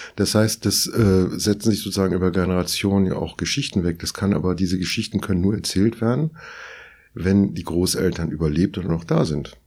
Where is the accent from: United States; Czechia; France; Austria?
France; southern France; now in Berlin, Germany; Ich bin in Südfrankreich groß geworden